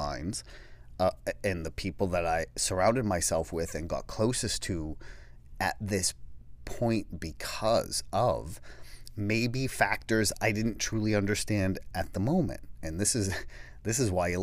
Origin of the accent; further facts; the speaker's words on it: Peabody, Massachusetts, United States; I grew up on Sherwood Ave, and Sherwood Ave was in Peabody